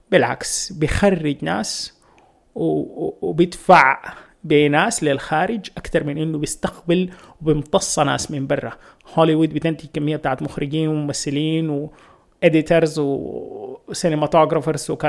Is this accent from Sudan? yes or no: yes; Sudan; moved away; انا جاي من السودان علاقاتنا الاجتماعيه اكبر بنعرف عن اصحابنا وعن الناس اللي معانا في الشغل اكتر ونساتنا اكتر هنا العلاقات منقفله شديد